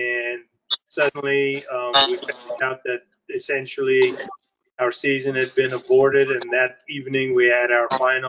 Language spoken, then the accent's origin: English; South Africa; moved away as an adult; I was born in South Africa